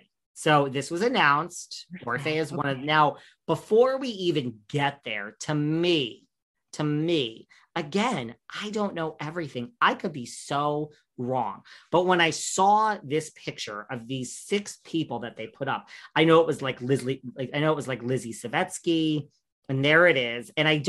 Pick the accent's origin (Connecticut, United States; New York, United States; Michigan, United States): New York, United States; I'm from New York